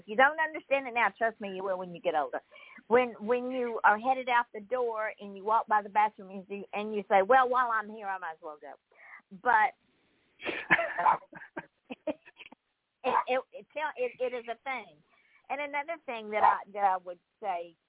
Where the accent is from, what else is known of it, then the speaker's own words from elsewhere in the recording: East Point, Georgia, United States; moved away as an adult; also born or lived in Jackson County, Georgia / Atlanta, Georgia; now in Port St. Lucie, United States; I grew up in Georgia